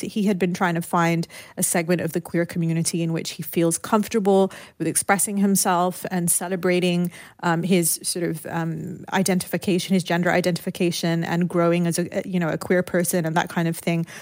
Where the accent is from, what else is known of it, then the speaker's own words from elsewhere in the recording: United Kingdom; also born or lived in Lebanon; growing up in the United Kingdom, my parents had moved there during the Lebanese Civil War